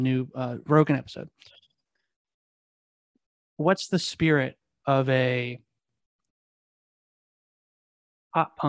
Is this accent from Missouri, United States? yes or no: yes; Kansas City, Missouri, United States; I'm from Kansas City. I live in Missouri.